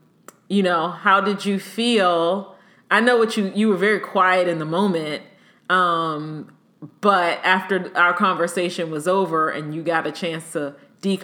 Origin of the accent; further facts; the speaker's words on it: Maryland, United States; moved away as an adult; also born or lived in Hampton, Virginia / Norfolk, Virginia; I'm from here. I'm from Maryland, where I am now